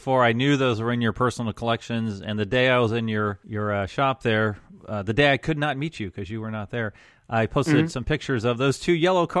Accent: Jacksonville, Florida, United States; my hometown of Jacksonville

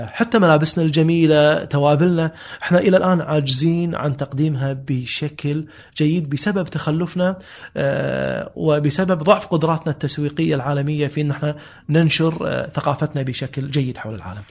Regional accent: Kuwait City, Kuwait; هذه كانت مراتع جدي واجدادي كلهم من 300 سنه كانت كانوا ساكنين ببيوت طينيه موجوده بهالمنطقه

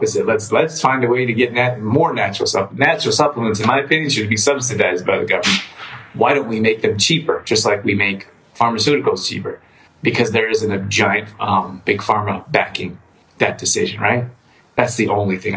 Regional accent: Calgary, Alberta, Canada; I grew up in Calgary

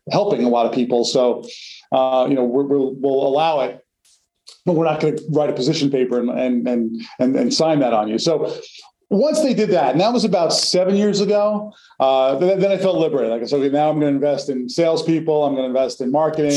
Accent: New Jersey, United States; moved away as an adult; also born or lived in Massachusetts / New York City; now in Connecticut, United States; I grew up in North Jersey

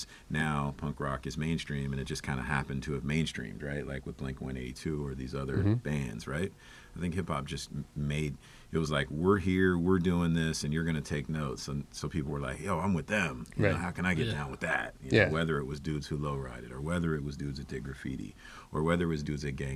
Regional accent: Kentucky, United States; moved away; I'm from Kentucky

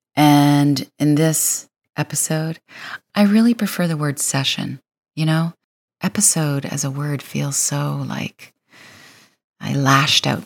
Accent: Windsor, Ontario, Canada; I am from Windsor, Ontario

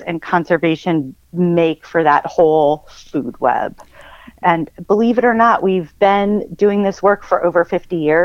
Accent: Northeast Pennsylvania, United States; moved away as an adult; also born or lived in Iowa; I grew up in Northeast PA on a decent-sized property with woods and hiking trails and a creek

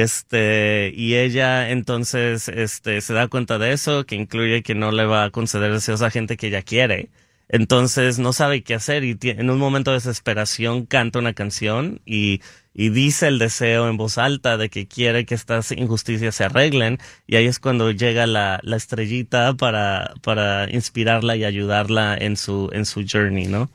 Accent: Guadalajara, Jalisco, Mexico; moved away as an adult; now in Los Angeles, United States; era de Guadalajara, soy de Guadalajara y este y no me, me vine a Los Ángeles en el 2013 a hacer una maestría en producción

